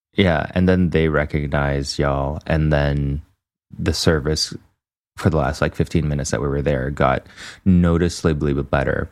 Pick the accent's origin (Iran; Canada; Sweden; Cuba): Canada; as a Canadian